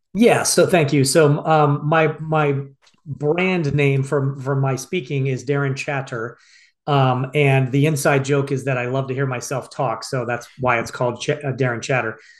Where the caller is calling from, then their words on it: Phoenix, Arizona, United States; I'm calling you from Phoenix, Arizona